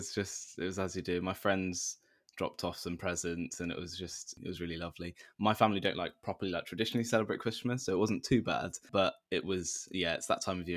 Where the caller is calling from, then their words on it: London, United Kingdom; From the flat I'm in, southeast London. Yeah, just in my little room.